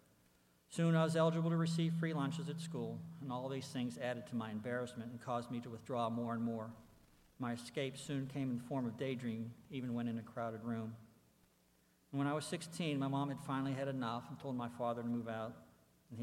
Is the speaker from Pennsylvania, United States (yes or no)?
yes; Pittsburgh, Pennsylvania, United States; I was born and raised in Pittsburgh, Pennsylvania